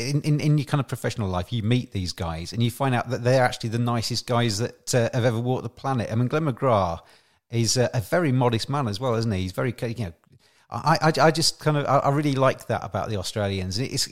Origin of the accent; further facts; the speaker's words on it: England, United Kingdom; as an Englishman, you kind of, or an English boy, really